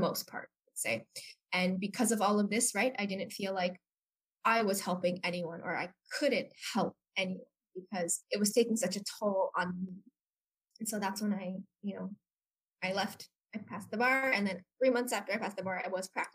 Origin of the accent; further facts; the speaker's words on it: San Francisco Bay Area, California, United States; moved away as an adult; now in Taiwan; I am half Taiwanese American, born and raised in California, San Francisco Bay Area